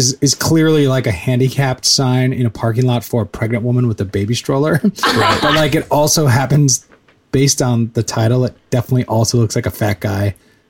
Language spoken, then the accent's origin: English; California, United States; we're from California.